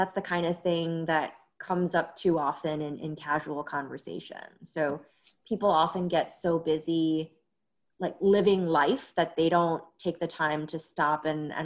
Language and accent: English; New York City, New York, United States; moved away as an adult; I grew up in New York City, first in Flatbush, Brooklyn, and then in Woodside, Queens